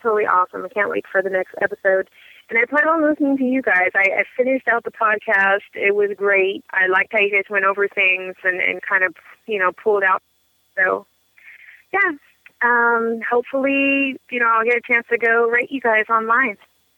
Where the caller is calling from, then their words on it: Oakland, California, United States; I'm calling you from Northern California. I actually reside in Oakland.